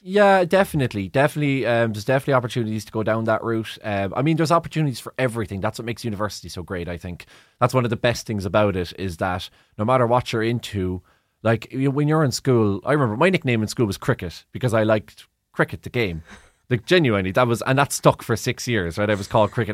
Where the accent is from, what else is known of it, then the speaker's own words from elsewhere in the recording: Cork, Munster, Ireland; I'm from Cork